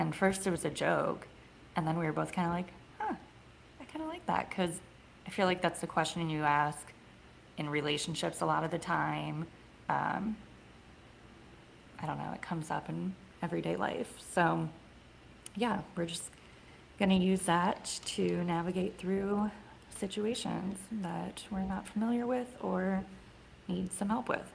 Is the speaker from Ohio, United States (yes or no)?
yes; Columbus, Ohio, United States; also born or lived in Cincinnati, Ohio; I am back in my hometown